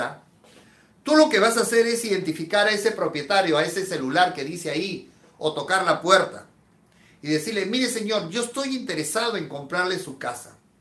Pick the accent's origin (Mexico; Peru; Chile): Peru; En mi país, en Perú